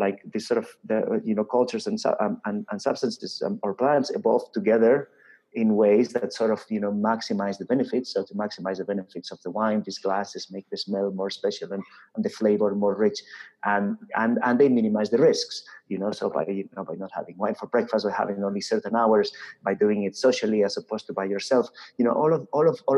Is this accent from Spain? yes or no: yes; Spain; I come from Spain.